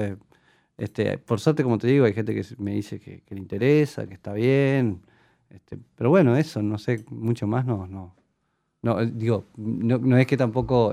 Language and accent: Spanish; Young, Río Negro, Uruguay; moved away as an adult; also born or lived in Bellaco; now in Montevideo, Uruguay; Pero nací en Jung, toda mi niñez y mi adolescencia fue de Jung